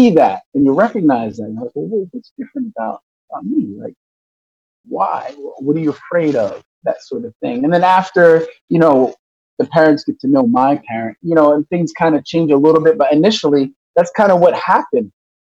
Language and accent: English; Newark, Delaware, United States; also born or lived in Yonkers, New York; I was born in Yonkers, New York. My dad worked for DuPont, got a job with DuPont, relocated to Newark, Delaware